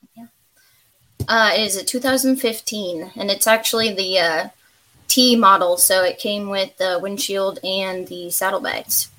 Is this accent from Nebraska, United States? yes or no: yes; Nebraska, United States; moved away as an adult; now in Kentucky, United States; I am originally from Nebraska. Just moved to Kentucky two years.